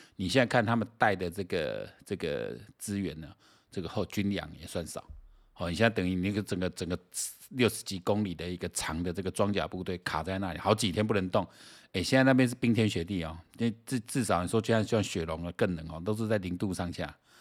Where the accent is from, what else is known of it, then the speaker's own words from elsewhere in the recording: Taiwan; 像我们台湾这边的话